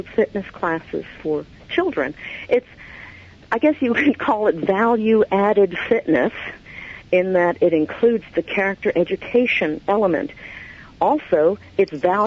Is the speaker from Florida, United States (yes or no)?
no; New York City, New York, United States; moved away; I'm originally from New York, New York City area